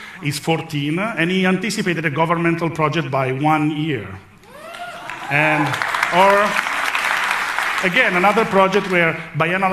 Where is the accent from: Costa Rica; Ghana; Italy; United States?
Italy; I come from Italy